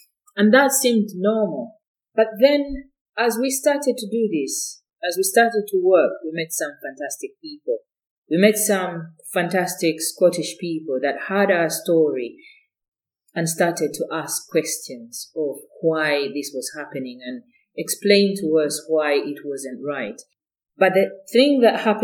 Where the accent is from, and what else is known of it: Uganda; now in Scotland, United Kingdom